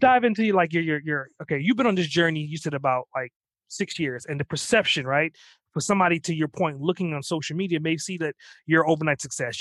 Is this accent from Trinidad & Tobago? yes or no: yes; Trinidad & Tobago; I'm actually from the island, so I'm from Trinidad